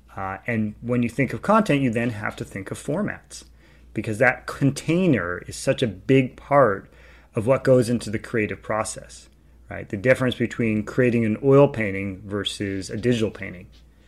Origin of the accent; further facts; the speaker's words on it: California, United States; also born or lived in New York, United States; so I grew up in California, and when I graduated from college, I ended up spending 2 years in New York